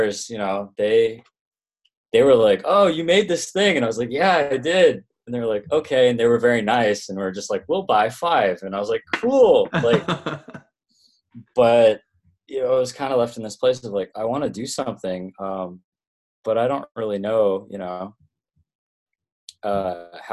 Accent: Toronto, Ontario, Canada; moved away as an adult; also born or lived in Vancouver; I'm originally from Canada. I grew up in Toronto

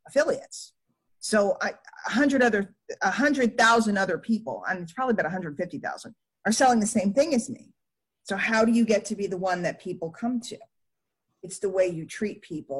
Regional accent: New York City, New York, United States; I grew up in New York City

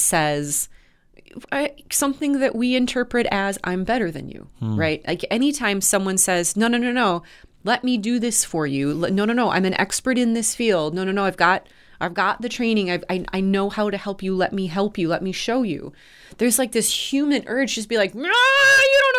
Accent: United States; My life as an American

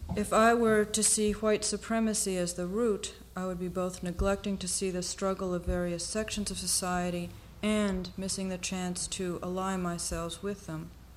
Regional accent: United States; we are still American born and foreign

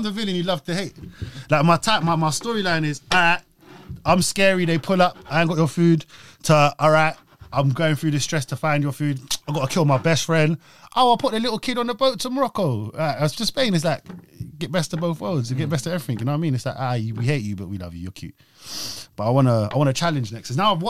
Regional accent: Australia; Like, I'm Australian, that's a shit accent, but you speak from your belly.

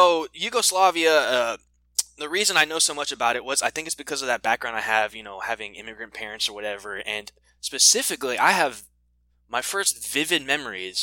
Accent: Austin, Texas, United States; also born or lived in Panama; originally my family's from Panama, and I was born here in Austin

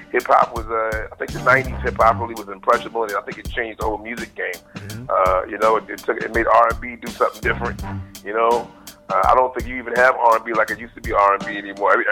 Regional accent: Bronx, New York, United States; Um, I was born in the Bronx, and and I was always in, influenced by hip hop because of that one main reason being born in the Bronx.

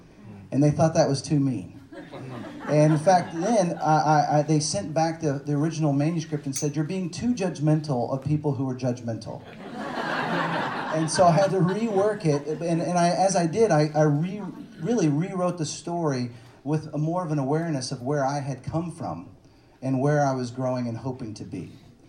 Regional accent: Dallas, Texas, United States; moved away as an adult; also born or lived in Seattle / Los Angeles; I grew up in the Bible part, belt part of Texas. That's not like Austin, right? And my experience growing up in Dallas

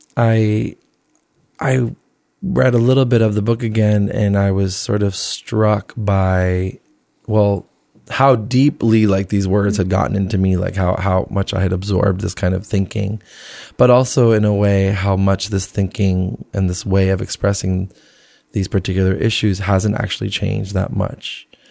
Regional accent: New Jersey, United States; born or raised there; also born or lived in Flushing, Queens, New York / Colombia / Venezuela / Rhode Island; now in New York, United States

